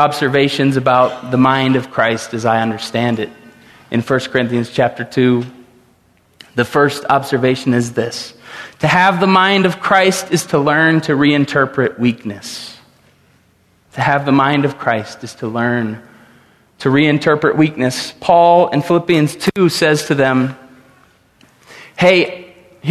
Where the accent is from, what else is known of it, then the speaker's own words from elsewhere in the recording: Tulsa, Oklahoma, United States; I grew up in Tulsa, Oklahoma, at 101st and Memorial